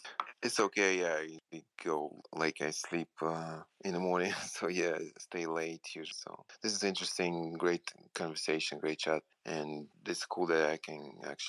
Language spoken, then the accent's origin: English; Moscow Oblast, Russia; Yeah, in Russia, near Moscow.